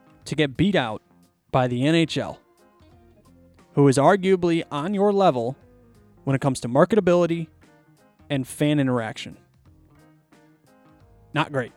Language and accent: English; Chicago, Illinois, United States; I'm from Chicago